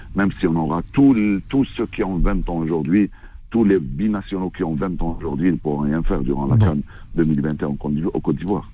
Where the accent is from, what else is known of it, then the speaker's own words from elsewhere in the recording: Algeria; chez nous en Algérie